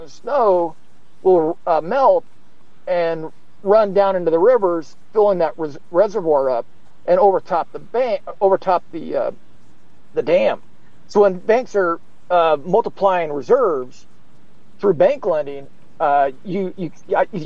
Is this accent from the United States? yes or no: yes; the West, United States; I'm from the West where we have dams.